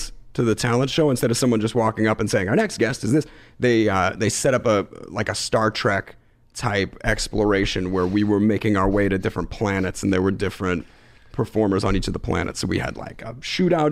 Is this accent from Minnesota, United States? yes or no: no; Philadelphia, Pennsylvania, United States; growing up in Philadelphia in a, you know, lower middle class neighborhood, going to public school and it's K-12